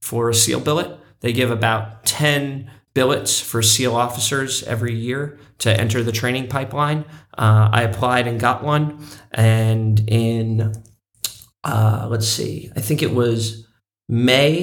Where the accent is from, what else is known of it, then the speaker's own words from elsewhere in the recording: Santa Cruz, California, United States; my hometown of Santa Cruz